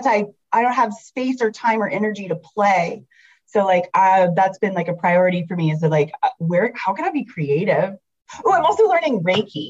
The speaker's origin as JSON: {"language": "English", "region": "the South", "country": "United States", "said": "I'm from the South"}